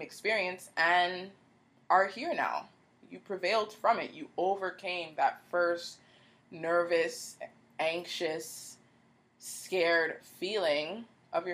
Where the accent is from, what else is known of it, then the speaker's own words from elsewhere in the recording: Canada; growing up in Canada, which is very diverse